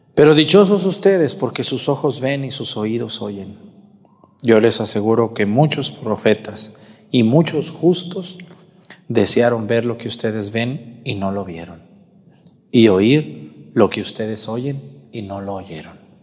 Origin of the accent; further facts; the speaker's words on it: Guadalajara, Jalisco, Mexico; moved away; Guadalajara, allá en mi tierra